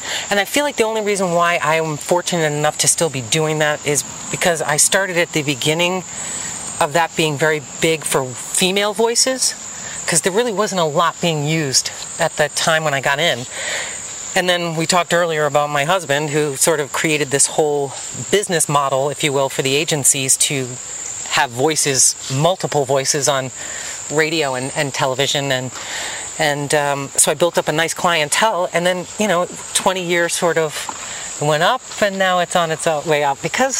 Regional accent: Boston, Massachusetts, United States; accent: Boston; So that's what I learned. And no one believed me that I was from Boston because I didn't speak with the Boston accent. And then I turn it on.

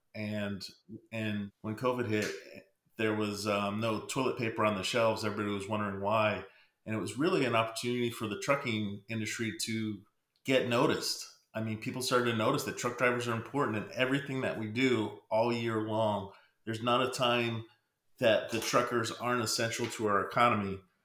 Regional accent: Pennsylvania, United States; moved away; I'm originally from Pennsylvania

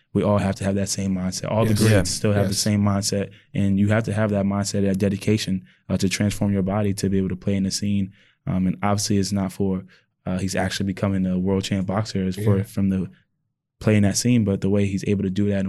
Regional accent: Whitehall, Pennsylvania, United States; And I'm from Whitehall.

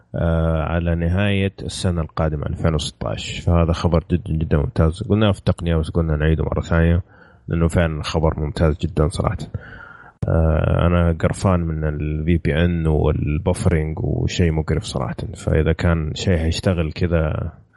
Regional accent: Saudi Arabia; عندنا في السعوديه

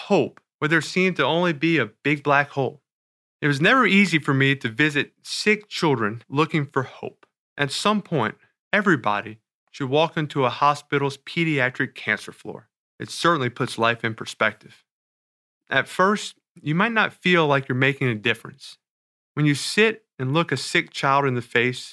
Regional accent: New Orleans, Louisiana, United States; In New Orleans, my hometown

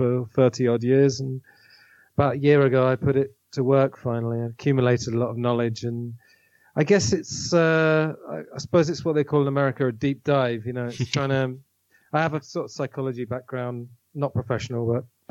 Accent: England, United Kingdom; I am half Italian, so I wouldn't describe myself as very British, but I am English in the end.

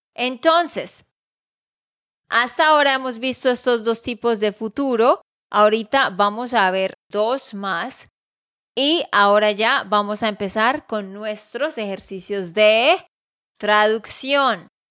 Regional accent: Santander, Colombia; de Santander, Colombia

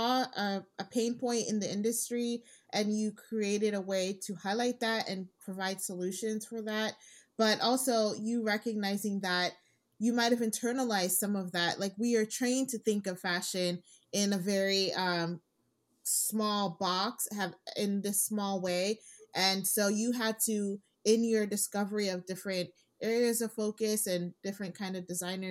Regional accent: Nigeria; I'm Nigerian

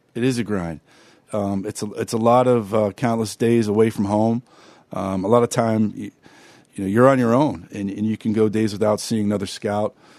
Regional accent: Pittsburgh, Pennsylvania, United States; growing up in Pittsburgh

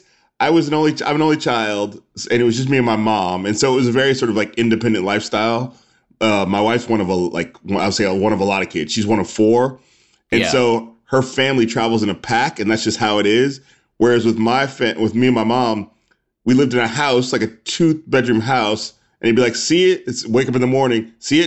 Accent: Indianapolis, Indiana, United States; also born or lived in Palo Alto, United States; I was born in Palo Alto, California, but my mom was in grad school at Stanford, and we were only there for, a few months. I don't remember it until we moved back to Indianapolis, where she's from.

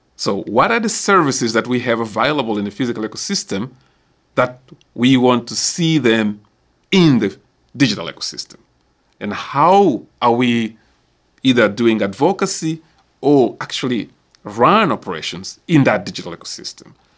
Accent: Mozambique; my own country, so I can use Mozambique, because I'm from Mozambique

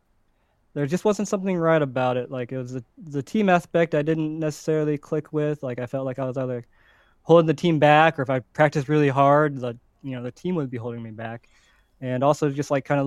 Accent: Cincinnati, Ohio, United States; I grew up in Cincinnati, Ohio.

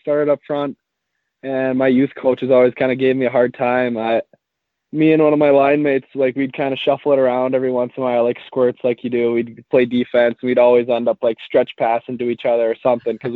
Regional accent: Maple Grove, Minnesota, United States; I'm from Maple Grove, Minnesota.

